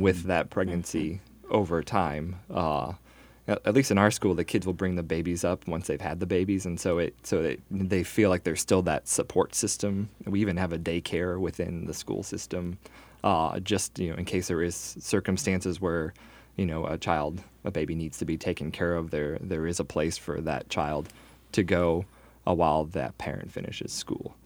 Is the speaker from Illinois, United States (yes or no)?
no; Northwest Indiana, United States; I grew up in Northwest Indiana from a middle-class family